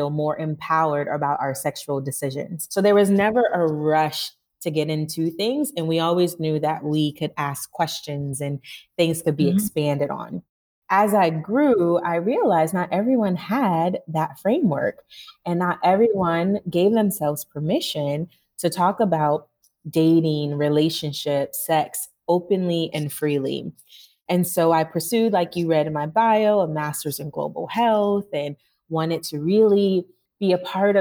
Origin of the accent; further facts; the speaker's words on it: Northeast Ohio, United States; now in Accra, Ghana; I am from Ohio, Northeast Ohio